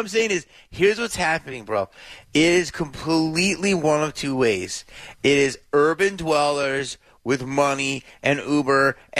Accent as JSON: {"language": "English", "town": "Philadelphia", "region": "Pennsylvania", "country": "United States", "tie": "born or raised there", "moved": "yes", "lives_now": "Los Angeles, United States", "said": "I grew up in Philly"}